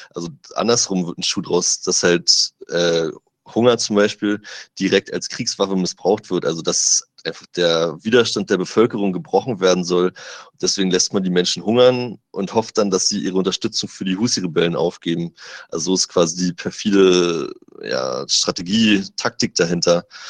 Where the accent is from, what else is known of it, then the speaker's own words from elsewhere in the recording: Germany; ich komme aus Deutschland, ich bin deutscher Journalist